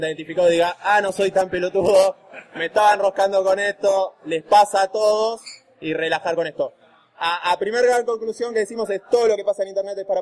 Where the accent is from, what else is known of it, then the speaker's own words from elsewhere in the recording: González Catán, Buenos Aires Province, Argentina; born there; Yo nací en González Catán.